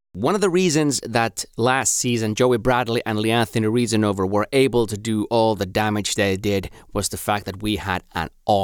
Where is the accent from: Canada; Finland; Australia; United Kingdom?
Finland; first language Finnish; English is a second language; my native tongue, Finnish